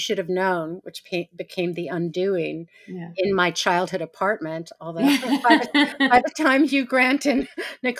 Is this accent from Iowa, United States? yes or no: no; New York City, New York, United States; I grew up on East 85th Street.